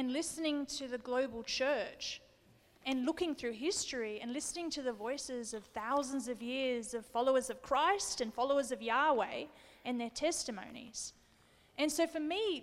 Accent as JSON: {"language": "English", "country": "Australia", "said": "I'm Australian"}